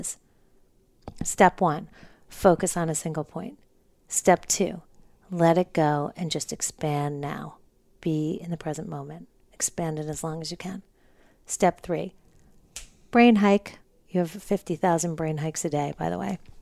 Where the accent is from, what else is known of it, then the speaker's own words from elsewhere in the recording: New Jersey, United States; moved away as an adult; also born or lived in Manhattan, New York; now in Los Angeles, United States; I was born in Manhattan, grew up in New Jersey